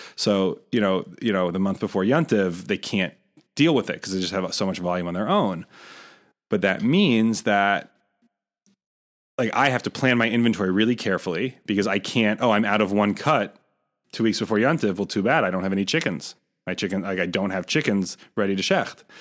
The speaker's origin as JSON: {"language": "English", "town": "Rochester", "region": "New York", "country": "United States", "tie": "born or raised there", "moved": "yes", "said": "I grew up in Rochester"}